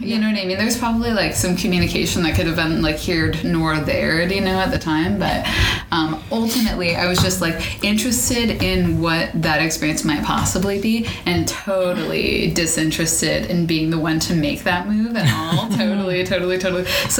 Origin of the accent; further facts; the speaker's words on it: San Jose, California, United States; moved away as an adult; now in Texas, United States; From California. I'm from San Jose, California.